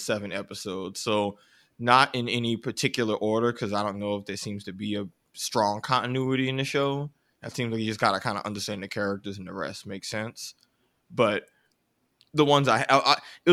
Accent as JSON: {"language": "English", "country": "United States", "said": "I'm American"}